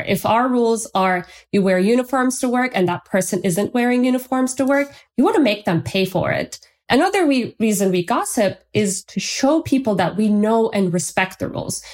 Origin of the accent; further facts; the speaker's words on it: Turkey; moved away; I'm from Turkey, and in Turkey, we have this tradition